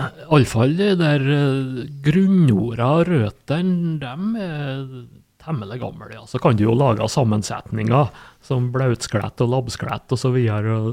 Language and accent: Norwegian; Sunndalen, Møre og Romsdal, Norway; heimplassen min, da, Sunndalen.